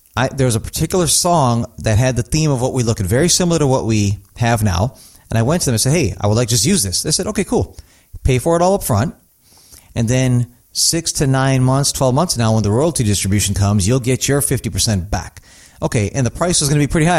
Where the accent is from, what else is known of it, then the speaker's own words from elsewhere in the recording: North India, India; moved away; I'm from North India, so it's funny, it's a different language than I speak